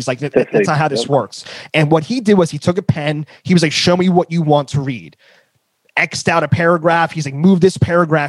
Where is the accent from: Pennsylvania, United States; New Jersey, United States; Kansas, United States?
New Jersey, United States; I have a tendency to speak pretty fast. I'm from New Jersey.